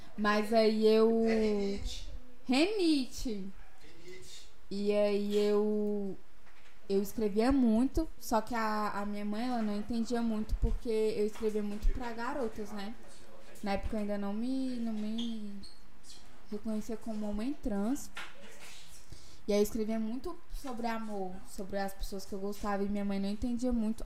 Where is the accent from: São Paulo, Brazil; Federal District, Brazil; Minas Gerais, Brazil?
Federal District, Brazil; Taguatinga; born or raised there; also born or lived in Ceilândia / Riacho Fundo